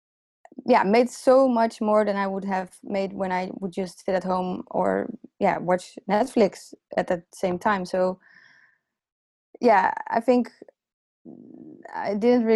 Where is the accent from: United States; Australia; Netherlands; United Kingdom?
Netherlands; The Hague, South Holland; English is a second language; The Hague is my hometown